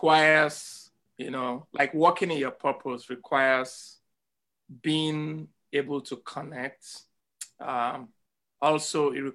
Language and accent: English; Lagos, Nigeria; now in Evanston, United States; I was born in Papa Ashafa Agege